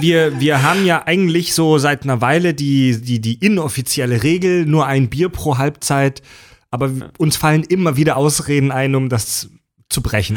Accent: Baden-Württemberg, Germany; moved away; in Baden-Württemberg, in meiner Heimat

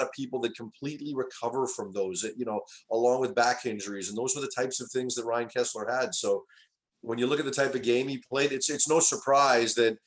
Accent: Vancouver, British Columbia, Canada; it is my hometown.

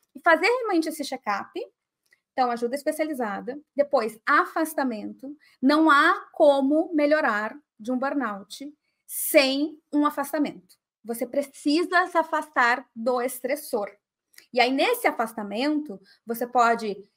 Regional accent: Porto Alegre, Rio Grande do Sul, Brazil; de Porto Alegre, que é a minha cidade natal

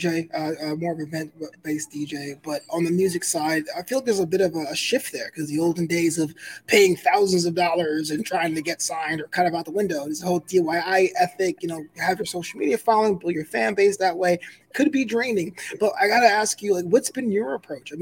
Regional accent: New York City, New York, United States; I'm from Brooklyn

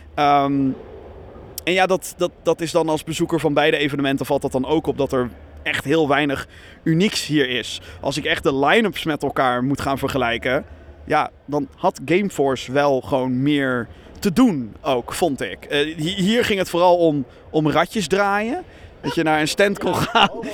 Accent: Rotterdam, South Holland, Netherlands; als Rotterdammer

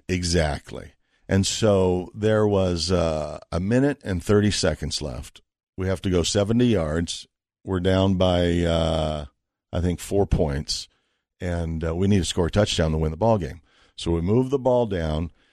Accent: Las Vegas, Nevada, United States; also born or lived in Boulder, Colorado; I was from Vegas

